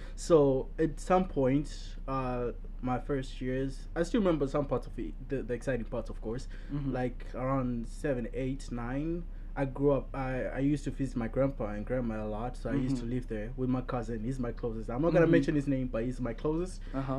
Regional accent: Zimbabwe; now in United States; my full name. That's only my first and last name. And I'm from Zimbabwe, sophomore studying business management.

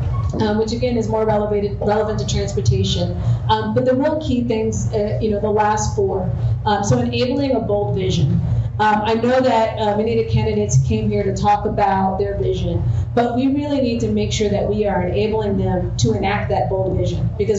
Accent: New Jersey, United States; So I'm from the, as I mentioned, I'm from the East Coast. I mostly have lived in blue states. And even growing up in New Jersey, we did have a Republican governor

